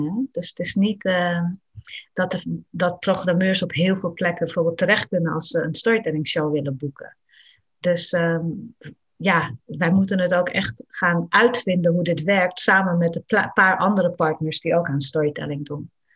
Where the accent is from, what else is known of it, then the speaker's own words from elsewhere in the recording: Netherlands; ik mij als kind in Nederland